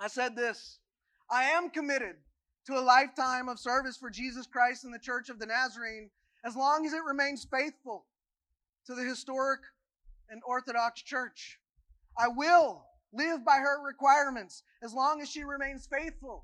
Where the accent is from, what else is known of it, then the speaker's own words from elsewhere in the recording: Kentucky, United States; moved away as an adult; About 3 years ago, I not only said goodbye to my home state and the other things that go with that, I also said goodbye to my home denomination, the United Methodist Church